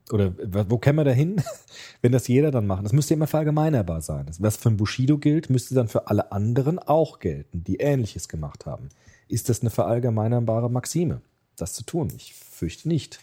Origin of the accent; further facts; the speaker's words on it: Germany; bei uns in Deutschland